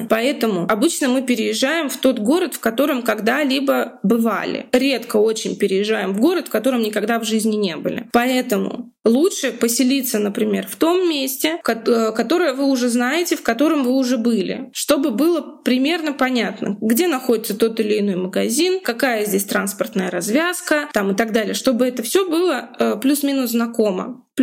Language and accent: Russian; Moscow, Russia; ну, допустим, я из Москвы, да, если сейчас я зарабатываю в рублях